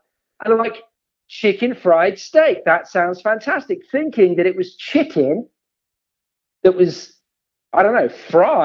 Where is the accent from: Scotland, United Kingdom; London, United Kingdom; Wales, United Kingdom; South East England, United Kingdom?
South East England, United Kingdom; Oxford; moved away as an adult; also born or lived in Abingdon; now in United States; So I grew up in Oxford